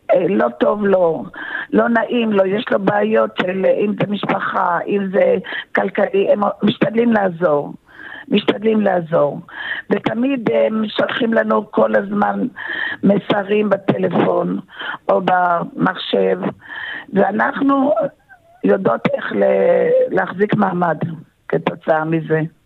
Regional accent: Tel Aviv, Tel Aviv District, Israel; now in Rehovot, Israel; אני נולדתי בתל אביב

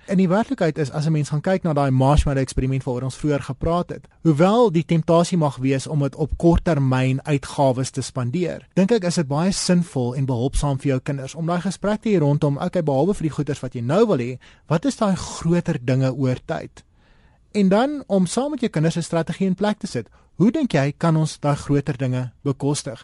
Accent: South Africa; ons as Suid-Afrikaners

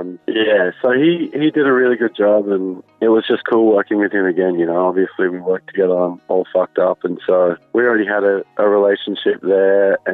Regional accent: Australia; we're Australian

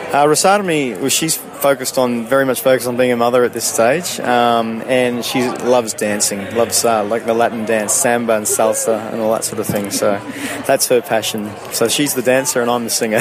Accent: Sydney, New South Wales, Australia; moved away as an adult; also born or lived in Canada / United Kingdom / South America; I grew up in Sydney until I was about 22

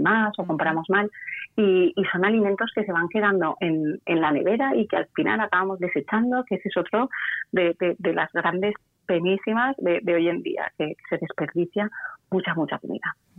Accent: Valencia, Valencian Community, Spain; yo soy de Valencia

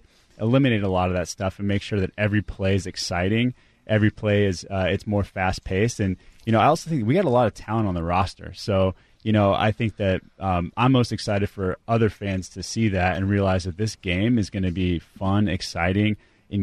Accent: Seattle, Washington, United States; Being a Seattle sports fan growing up on the east side and getting a chance to build a brand-new sports team in my hometown

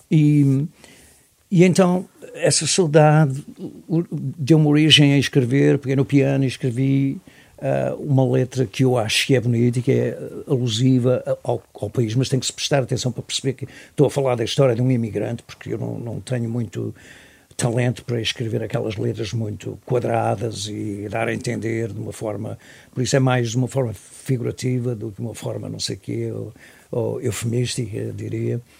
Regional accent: Portugal; porque eu venho de Portugal, somos uns bacanos, juntamos

